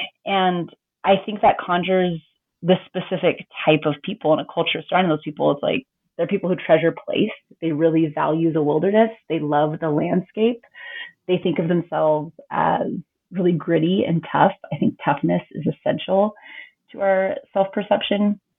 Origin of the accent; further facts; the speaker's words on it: Eagle, Idaho, United States; I grew up in this really, I think, kind of darling, rustic, gritty little town that I loved.